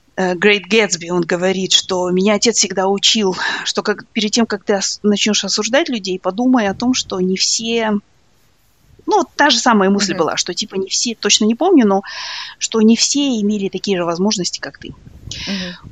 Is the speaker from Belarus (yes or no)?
no; East Kazakhstan Region, Kazakhstan; also born or lived in Soviet Union; now in United States; я, например, росла в, э, в Восточном Казахстане, в маленьком городке